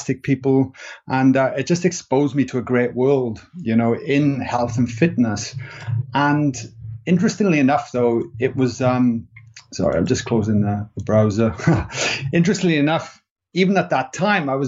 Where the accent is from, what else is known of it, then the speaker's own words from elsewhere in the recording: Wales, United Kingdom; accent: Welsh; moved away as an adult; now in Sydney, Australia; I'm a Welshman, if people are wondering what my accent is